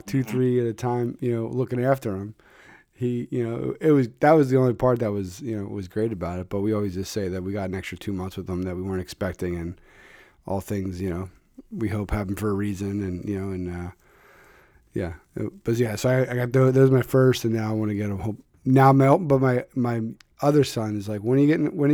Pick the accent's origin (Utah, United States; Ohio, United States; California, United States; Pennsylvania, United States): Pennsylvania, United States; Philadelphia; I'm from Philadelphia.